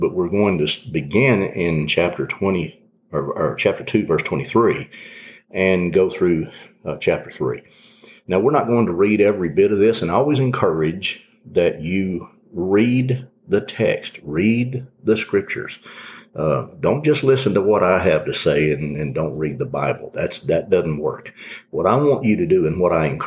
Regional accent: Leesville, Louisiana, United States; now in Midland, United States; in my hometown in Leesville, Louisiana.

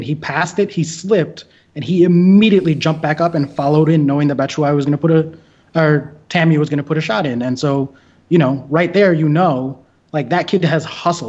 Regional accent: United States; as an American Chelsea fan

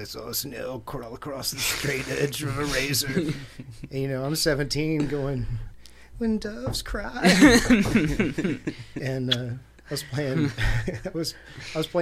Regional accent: Little Rock, Arkansas, United States; growing up in Southwest Little Rock, it was a necessity to survive and to be able to shoot

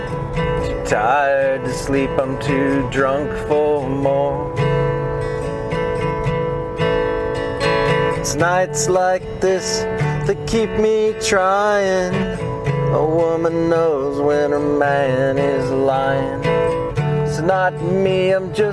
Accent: Winter Park, Colorado, United States; moved away as an adult; also born or lived in Boulder, Colorado / Kentucky; I grew up in Winter Park, Colorado

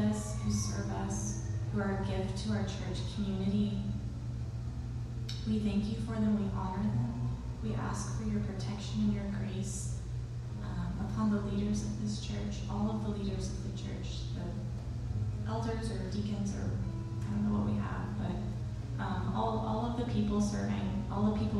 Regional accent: Texas, United States; as a Texan

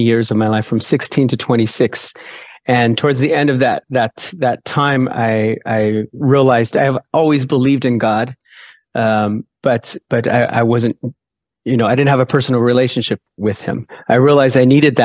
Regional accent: Orange County, California, United States; moved away as an adult; also born or lived in Denmark; now in Faroe Islands; originally from Southern California, born and raised in Orange County, California

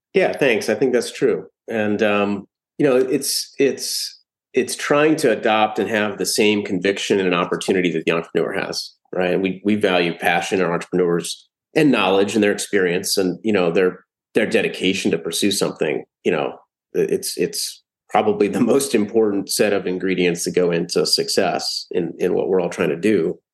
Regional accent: Columbus, Ohio, United States; I was born and raised in Columbus, Ohio

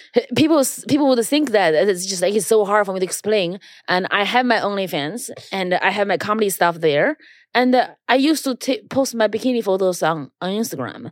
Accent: China; now in New York, United States; I grew up in China, so I never feel ashamed of being Chinese

